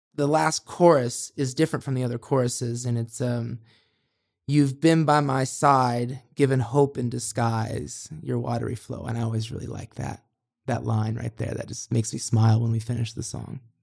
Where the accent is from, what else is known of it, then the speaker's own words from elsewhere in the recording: Monticello, Indiana, United States; now in Los Angeles, United States; the river I grew up on in Monticello